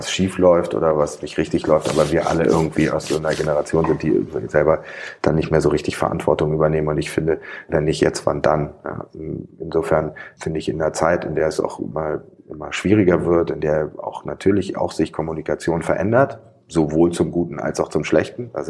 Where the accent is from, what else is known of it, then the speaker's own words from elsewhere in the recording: Hamburg, Germany; das sage ich als Hamburger Atheist.